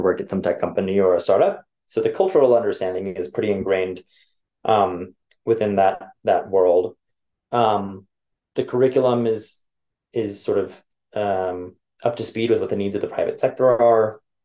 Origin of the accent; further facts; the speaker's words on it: Los Angeles, California, United States; moved away; also born or lived in Chicago / New York; born and raised